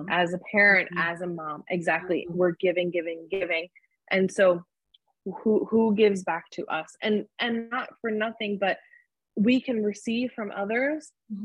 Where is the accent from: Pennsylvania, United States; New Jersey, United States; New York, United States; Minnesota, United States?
New Jersey, United States; I'm back at home where I, I'm from New Jersey